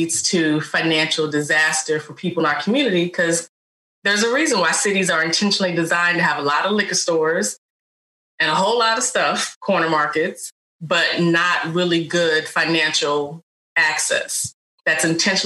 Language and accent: English; Richmond, Virginia, United States; also born or lived in North Carolina; now in Baltimore, United States; whether that's when I lived in North Carolina, I now live in Baltimore, but I'm from Richmond, Virginia